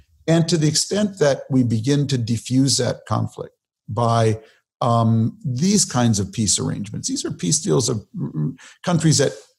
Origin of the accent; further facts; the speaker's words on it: Minnesota, United States; growing up in Minnesota